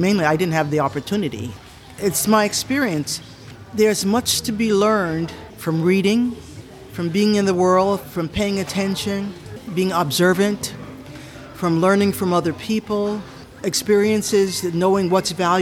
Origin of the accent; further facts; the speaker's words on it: United States; moved away as an adult; now in Japan; I am American, my husband's American